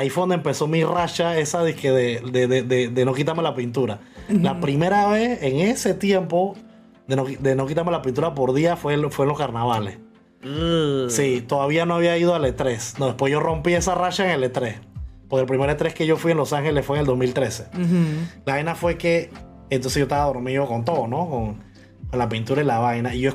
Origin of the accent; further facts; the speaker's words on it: Panama; panameño en muchas vainas, pero en las vainas, entre comillas, populares del panameño soy muy mal panameño